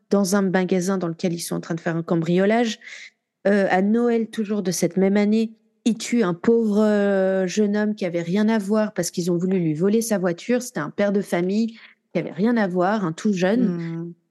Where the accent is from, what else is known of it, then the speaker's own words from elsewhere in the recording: Marseille, Provence-Alpes-Côte d'Azur, France; comme quoi je suis marseillaise.